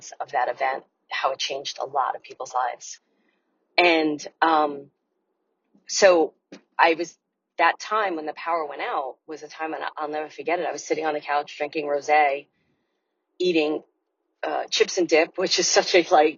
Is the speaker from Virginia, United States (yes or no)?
no; New York City, New York, United States; moved away as an adult; I'm from Brooklyn